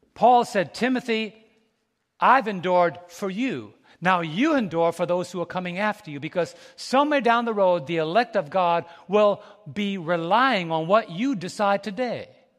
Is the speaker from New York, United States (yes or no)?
yes; New York City, New York, United States; I was raised in New York City